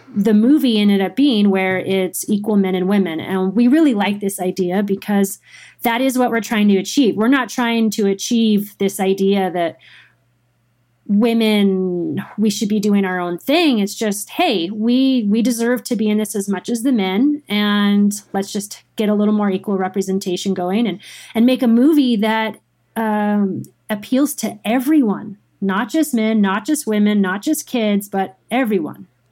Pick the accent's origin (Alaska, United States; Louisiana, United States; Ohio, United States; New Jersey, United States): Alaska, United States; Girdwood; moved away as an adult; also born or lived in Anchorage, Alaska / Tahoe; born and raised in Alaska, um, Girdwood, Alaska